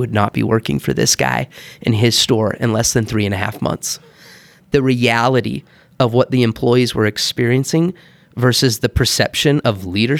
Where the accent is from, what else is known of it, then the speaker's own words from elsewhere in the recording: Heber, Utah, United States; also born or lived in Bountiful / Texas / Kansas; So I was born in Bountiful. We grew up a little bit in Texas and Kansas, but man, Heber was there. I think I was there when I was fifth grade on.